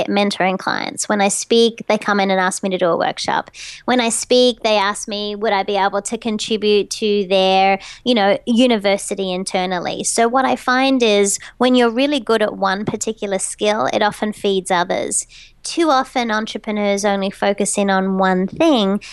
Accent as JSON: {"language": "English", "town": "Sydney", "region": "New South Wales", "country": "Australia", "moved": "as an adult", "lives_now": "Doylestown, United States", "said": "I can leverage being Australian"}